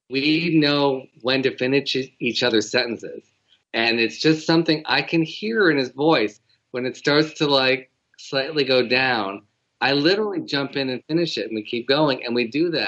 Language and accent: English; Detroit, Michigan, United States; we're both from Detroit.